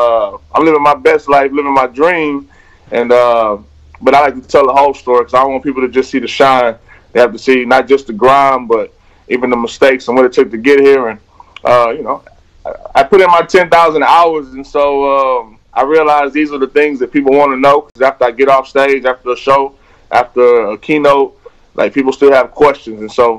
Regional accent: Houston, Texas, United States; I grew up in the trap. I'm from Houston. Down south, I grew up on Bushwick, a different Bushwick, you know what I'm saying

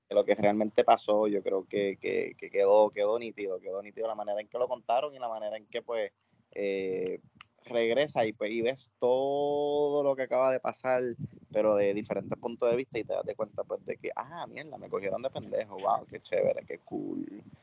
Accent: Puerto Rico; debemos sentirnos orgullosos como puertorriqueños

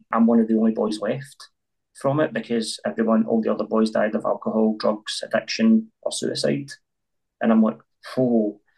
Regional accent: Glasgow, Scotland, United Kingdom; it was tough growing up in North Glasgow

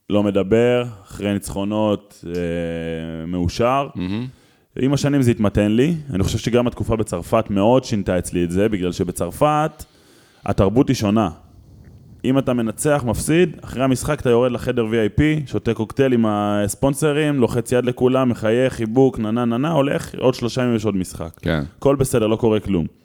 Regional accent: Israel; בתור ילד בקיבוץ

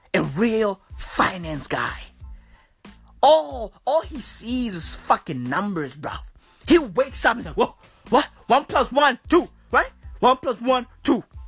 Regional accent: South Africa; I'm from South Africa

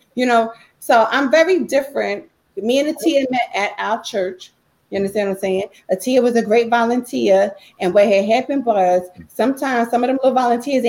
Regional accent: Baltimore, Maryland, United States

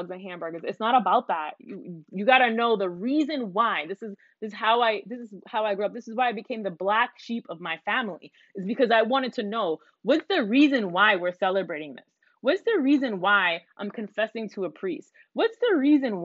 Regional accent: Puerto Rico; moved away; I'm Puerto Rican. I'm super proud to be Puerto Rican. I love that my parents moved me out there when I was young so that I could appreciate my the culture that I come from

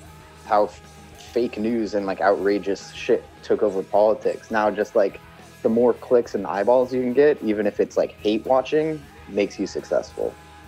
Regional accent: Seattle, Washington, United States; where I grew up in Seattle

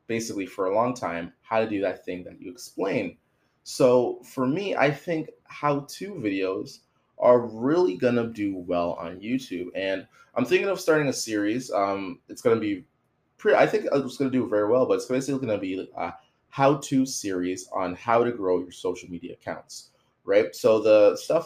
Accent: Toronto, Ontario, Canada; I'm from Toronto

